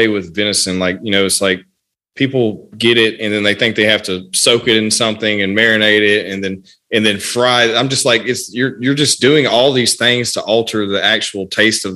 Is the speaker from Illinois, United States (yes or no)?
no; Louisiana, United States; I'm from Louisiana